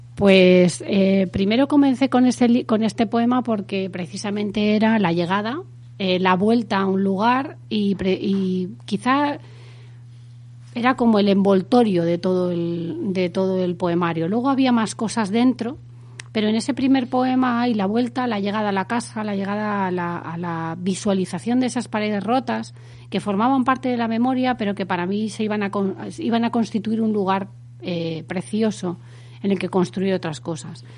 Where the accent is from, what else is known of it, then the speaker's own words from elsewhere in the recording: Madrid, Community of Madrid, Spain; also born or lived in Extremadura; Mi familia es extremeña, yo soy de Madrid, he vivido toda mi vida en Madrid